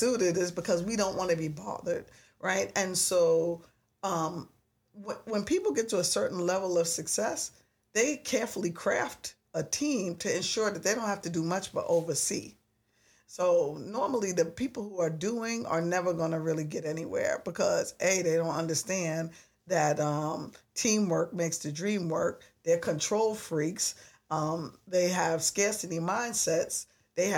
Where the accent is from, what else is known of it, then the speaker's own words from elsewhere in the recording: New York, United States; I'm a New Yorker